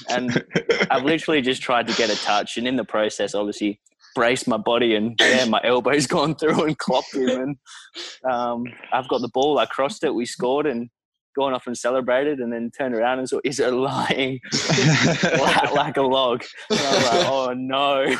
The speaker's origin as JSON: {"language": "English", "town": "McLaren Vale", "region": "South Australia", "country": "Australia", "tie": "born or raised there", "said": "So I grew up down in McLaren Vale, which everyone knows is a nice wine region."}